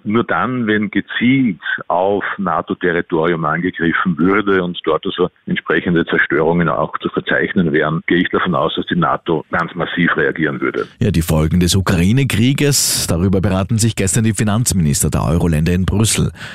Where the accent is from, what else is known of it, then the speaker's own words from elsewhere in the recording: Austria; bei uns in Österreich